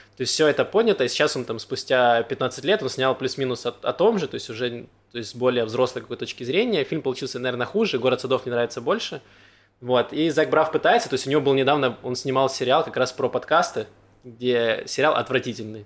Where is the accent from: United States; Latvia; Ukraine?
Ukraine; Donetsk, Donetsk Oblast; also born or lived in Mariupol; now in Israel; Я из Донецка